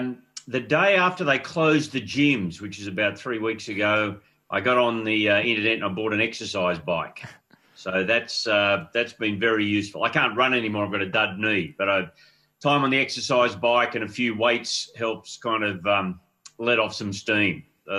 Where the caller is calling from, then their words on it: Bondi Junction, New South Wales, Australia; From our home in Bondi Junction, Thomas. That's in the Waverley area near Bondi Beach.